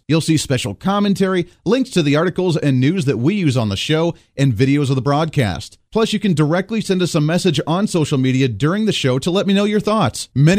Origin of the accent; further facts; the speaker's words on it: Toledo, Ohio, United States; I grew up near the Toledo, Ohio area